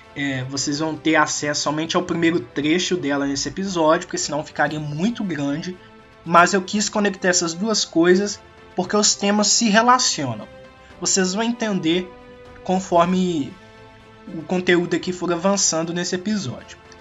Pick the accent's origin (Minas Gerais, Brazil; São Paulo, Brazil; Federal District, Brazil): Minas Gerais, Brazil; also born or lived in Belo Horizonte; eu sou de Minas Gerais e eu estudo em Belo Horizonte